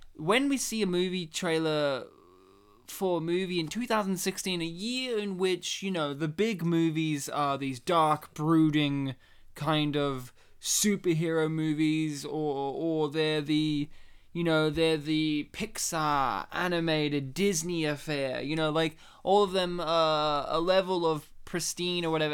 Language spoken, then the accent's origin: English; Australia; we're Australia, you know, we're Australian Polish men